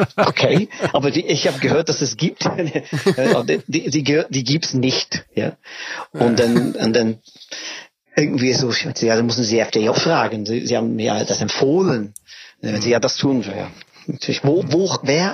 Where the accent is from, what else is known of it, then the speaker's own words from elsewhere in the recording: England, United Kingdom; German is a second language; moved away as an adult; now in Berlin, Germany; ich komme aus England